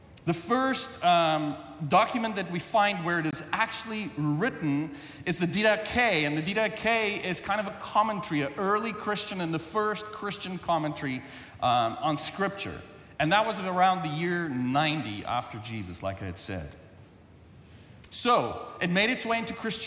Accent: South Africa; English is a second language; moved away; English is my second language. When I was in South Africa

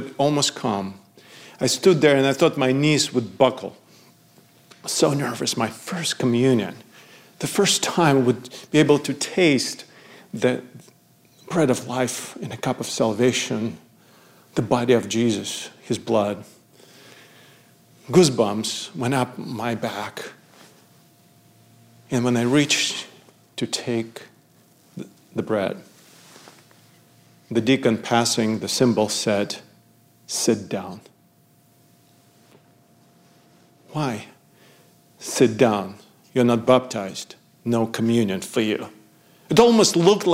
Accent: Odesa, Odesa Oblast, Ukraine; moved away; in Odessa, Ukraine, my hometown.

